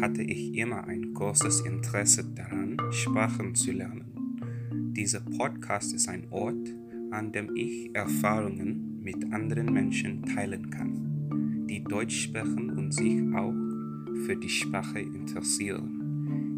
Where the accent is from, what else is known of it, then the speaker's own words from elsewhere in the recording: Nigeria; German is a second language; ich komme aus Nigeria